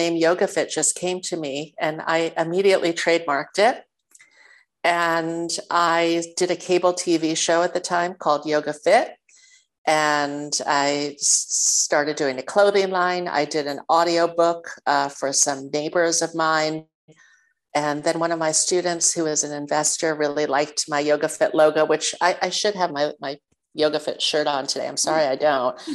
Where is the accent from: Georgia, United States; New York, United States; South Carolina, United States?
New York, United States; New York City; I was born and raised in New York City.